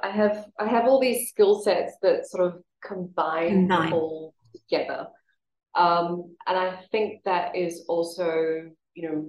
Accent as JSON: {"language": "English", "country": "Australia", "tie": "born or raised there", "moved": "as an adult", "lives_now": "Singapore", "said": "I was born and raised in Australia and moved to Singapore in 1998."}